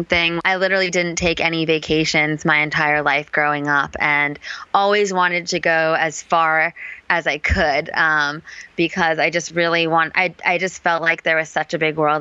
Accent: Palo Alto, California, United States; moved away as an adult; also born or lived in New York / Boulder, Colorado / Vietnam; now in Chiang Mai, Thailand; I grew up in the Bay Area of California

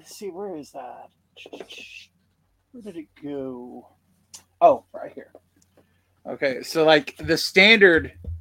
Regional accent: United States; I'm an American

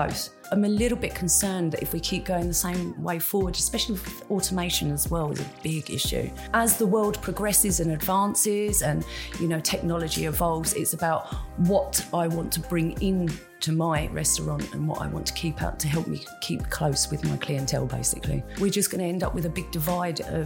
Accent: Kent, South East England, United Kingdom; also born or lived in Spain / France; now in Jersey; I'm from Kent originally

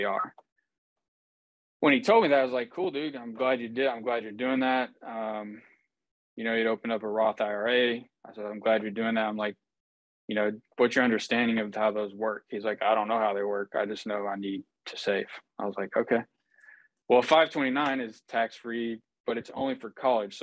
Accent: Houston, Texas, United States; I am from Houston, Texas

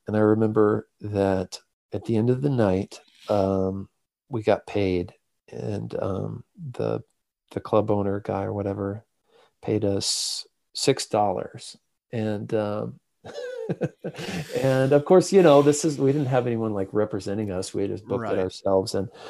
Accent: Midwest, United States; now in US South; as one Midwesterner to another, I appreciate you having me on the show. And, you know, I may live in the South now, but, you know, never forget where you're from. It's still all about the Midwest.

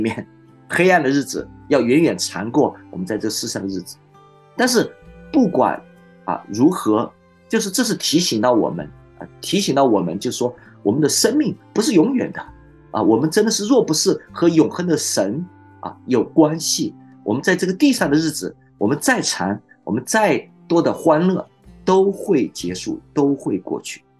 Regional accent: China; 所以，我们中国人有句呃很有智慧的话，叫做“天有不测风云，人有旦夕祸福”。

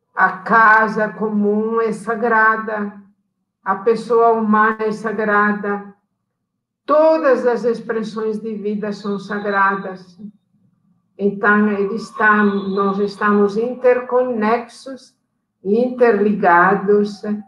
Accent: Italy; Portuguese is a second language; moved away as an adult; also born or lived in Abaetetuba, Pará, Brazil; now in Pará, Brazil; nós estávamos chegando da Itália

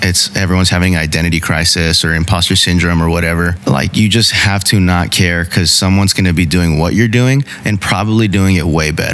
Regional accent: Dallas, Texas, United States; I grew up in Oak Cliff

